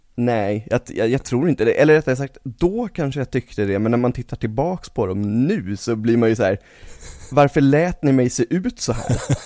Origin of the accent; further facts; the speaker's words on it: Stockholm, Stockholm County, Sweden; also born or lived in Stureby; jag föddes ju i uppväxt fram tills jag var typ 11 på Södermalm.